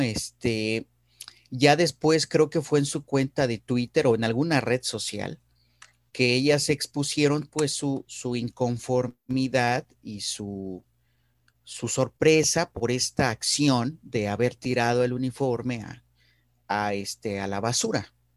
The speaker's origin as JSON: {"language": "Spanish", "country": "Mexico", "tie": "born or raised there", "said": "me siento muy orgulloso de ser mexicano y, también de haber nacido en un país con, con una diversidad cultural como el nuestro"}